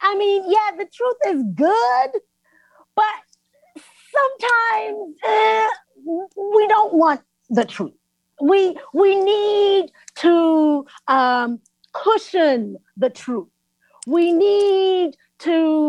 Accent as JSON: {"language": "English", "country": "South Africa", "said": "I'm from South Africa"}